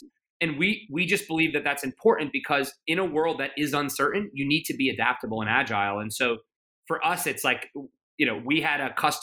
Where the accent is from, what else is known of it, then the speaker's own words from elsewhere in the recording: United States; I'm very proud of being American